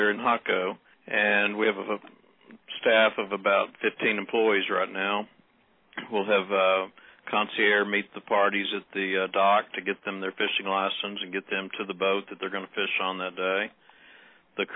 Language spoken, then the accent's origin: English; Texas, United States; We're all from Texas